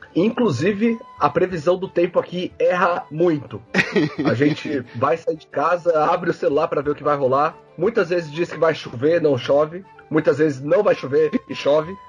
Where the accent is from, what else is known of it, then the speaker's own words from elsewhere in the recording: Brazil; moved away as an adult; now in Ireland; eu e a Brisa somos brasileiros